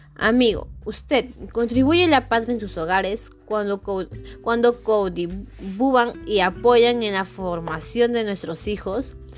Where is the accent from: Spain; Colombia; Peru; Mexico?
Peru; validar como peruanos